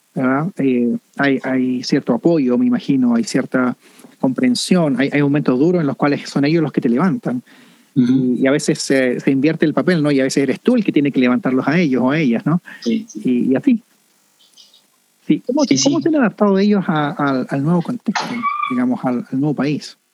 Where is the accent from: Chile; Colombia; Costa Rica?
Chile; now in Canada; en Chile tenemos esta expresión, yo soy chileno